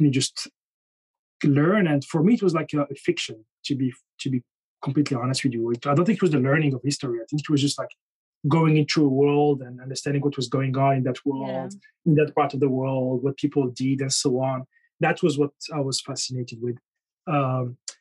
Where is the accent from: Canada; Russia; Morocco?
Morocco; moved away; also born or lived in France / United Kingdom; I was born in France, and then I think a few months later, I was in Morocco